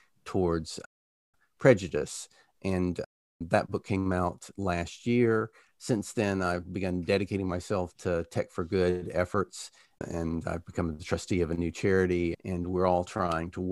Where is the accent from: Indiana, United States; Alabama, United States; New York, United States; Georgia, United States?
Alabama, United States; moved away as an adult; now in United Kingdom; I grew up in Alabama during anti-segregation busing, then went to the University of Alabama